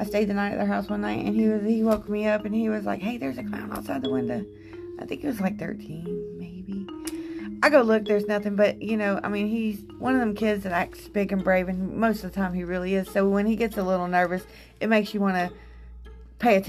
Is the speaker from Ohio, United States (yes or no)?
no; Louisiana, United States; the small town that I grew up in Louisiana